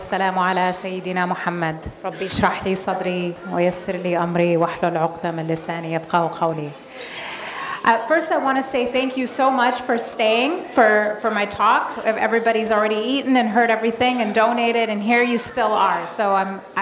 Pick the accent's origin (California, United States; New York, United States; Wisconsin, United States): Wisconsin, United States; Madison; also born or lived in Egypt; I was born in Egypt, and I moved to the United States when I was 5 years old with my family, and I grew up in a town called Madison, Wisconsin